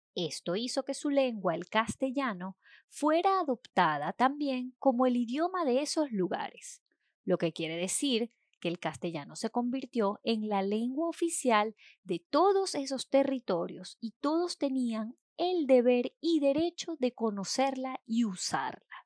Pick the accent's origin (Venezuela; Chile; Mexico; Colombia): Venezuela; En Venezuela, por ejemplo, país donde yo nací y estudié